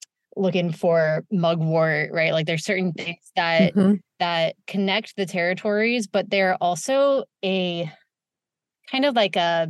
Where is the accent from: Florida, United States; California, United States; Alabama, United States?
California, United States; Santa Rosa; also born or lived in San Francisco, California; I'm born and raised in Sonoma County in Santa Rosa, California, which is about an hour north of San Francisco